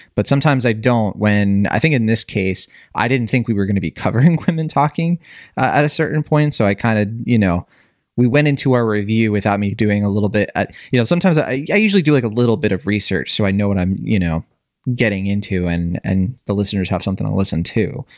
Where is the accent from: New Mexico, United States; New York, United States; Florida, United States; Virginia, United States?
Virginia, United States; I grew up in Virginia